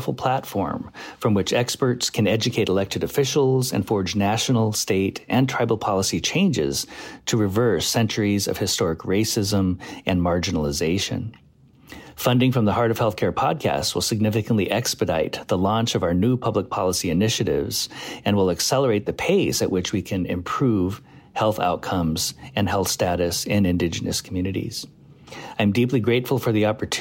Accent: Pine Ridge, South Dakota, United States; I'm Oglala Lakota from Pine Ridge, South Dakota

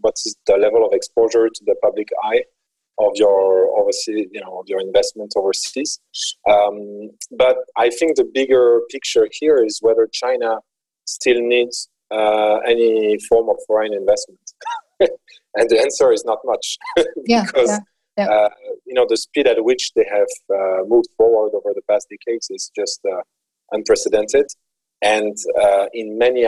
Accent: France; moved away as an adult; also born or lived in Central America / South America / United States / Asia; I grew up in France and in Europe in general

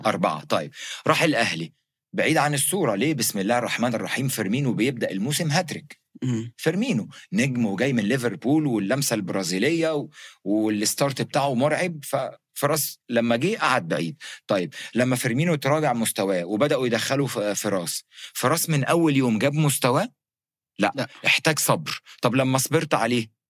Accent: Egypt; يعني عارف زي عندنا في مصر لو في شجاع يوريني نفسه يوقف لي

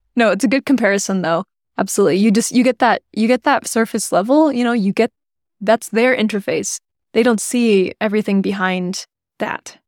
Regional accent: United States; we're both American

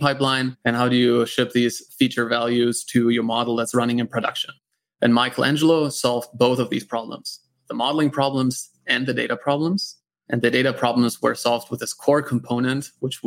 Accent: Germany; accent: German; English is a second language; moved away; also born or lived in United States; I'm from Germany originally, and that's where that accent's coming from

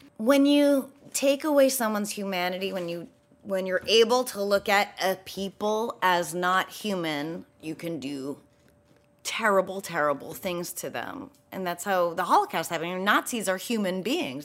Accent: New Hampshire, United States; I grew up in New Hampshire

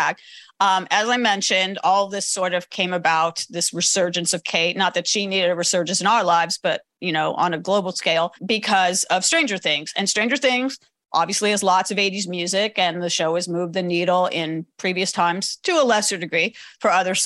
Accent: Los Angeles, California, United States; I grew up in Los Angeles where K-Rock played

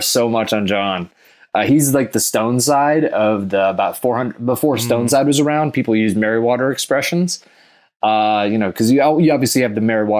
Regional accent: Texas, United States; because I grew up in Texas a bit. And so there's a lot of Texas sayings mixed with space warfare.

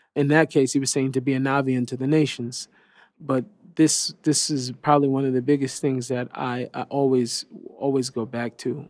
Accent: Seattle, Washington, United States; I grew up in Seattle

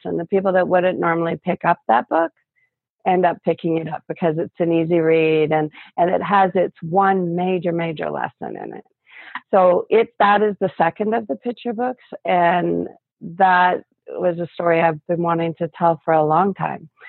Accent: Canada; I'm from Canada

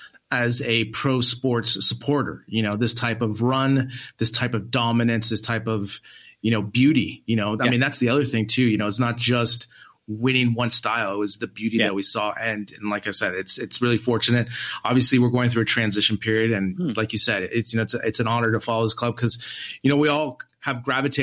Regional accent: United States; for me as an American

